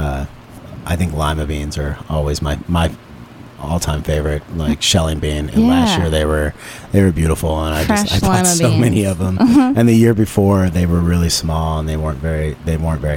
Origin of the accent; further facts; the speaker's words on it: Texas, United States; now in Brooklyn, United States; I grew up all over Texas